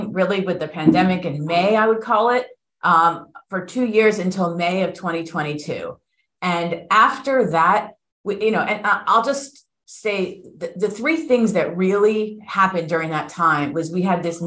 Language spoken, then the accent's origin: English; South Florida, United States; moved away as an adult; also born or lived in Philadelphia / New York; I'm a native Floridian. I was born and bred in South Florida